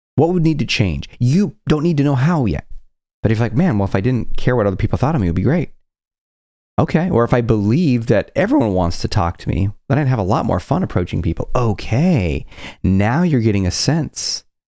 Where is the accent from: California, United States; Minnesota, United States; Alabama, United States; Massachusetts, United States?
California, United States; I grew up in California